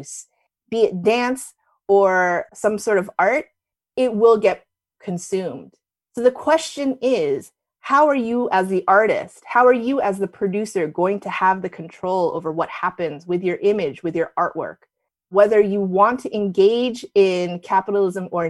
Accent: New Jersey, United States; moved away as an adult; also born or lived in New York City; back when I was growing up in Jersey

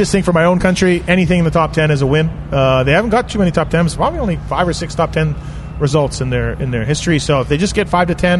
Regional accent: Canada

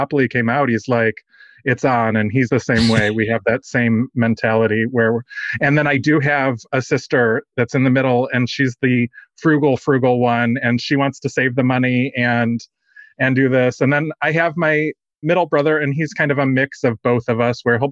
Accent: Dallas, Texas, United States; I am from Dallas, Texas

